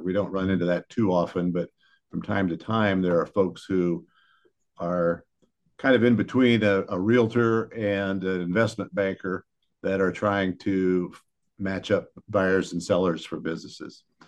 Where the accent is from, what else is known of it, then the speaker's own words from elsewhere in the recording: Wooster, Ohio, United States; my father was, uh, at the College of Worcester, So I was born in Worcester and grew up here